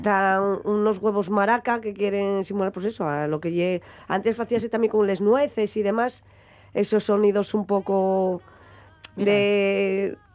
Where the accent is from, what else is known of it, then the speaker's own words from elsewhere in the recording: Langreo, Asturias, Spain; nosotros somos de Benjamo y el grupo de baile estaba en Lada es decir, tenía que ir desde Penjamolada andando